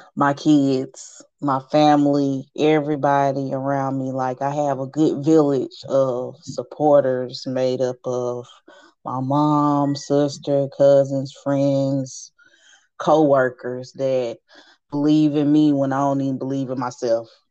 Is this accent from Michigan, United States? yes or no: no; Nashville, Tennessee, United States; also born or lived in Chattanooga; I was born in Chattanooga, but, you know, really from Nashville. I've been here since I was five.